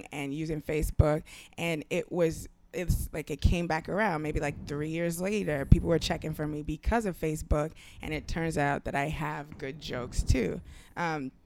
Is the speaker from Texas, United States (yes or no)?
no; New York City, New York, United States; also born or lived in Nigeria; I'm like a Nigerian immigrant, pretty much a poor kid who grew up not in the projects, across the street from them in low-income housing in like the worst neighborhood in Brooklyn